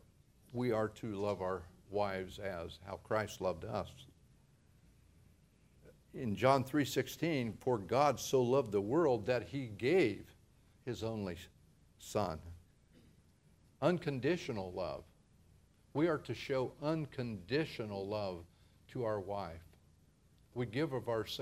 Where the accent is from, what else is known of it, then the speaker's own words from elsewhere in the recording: Ohio, United States; moved away as an adult; now in Modesto, United States; As a teenager, growing up in Ohio, nearly 3,000 miles away from here, I would have never dreamed of living in California